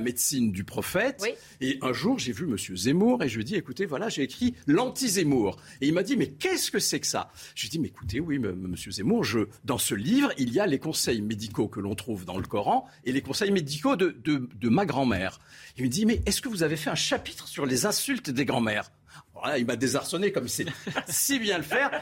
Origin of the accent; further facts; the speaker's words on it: Algiers, Algeria; now in France; je suis euh, algérien d'origine. Je suis né en Algérie quand elle était colonie française